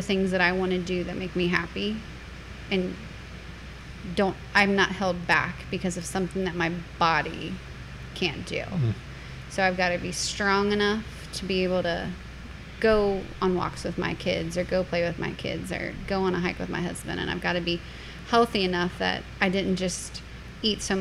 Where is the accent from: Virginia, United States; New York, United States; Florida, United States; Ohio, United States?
Ohio, United States; Fairfield; I grew up in Fairfield, Ohio.